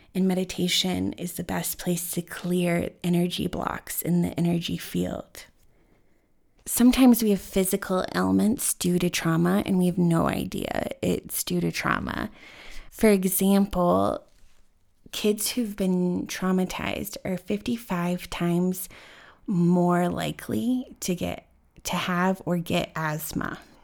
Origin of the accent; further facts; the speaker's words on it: Denver, Colorado, United States; growing up in Denver